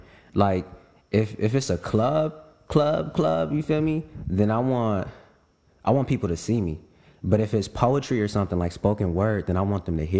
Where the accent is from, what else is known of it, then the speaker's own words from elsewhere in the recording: West Coast, United States; I'm from the West Coast, I'm supposed to know this.